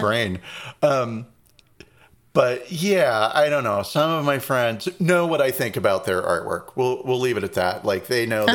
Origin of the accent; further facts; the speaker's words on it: Reading, Pennsylvania, United States; moved away; also born or lived in North Carolina; that's the town I was born